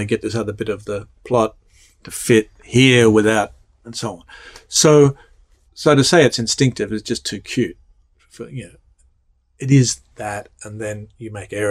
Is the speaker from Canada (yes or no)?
no; Australia; moved away as an adult; now in United States; growing up in Australia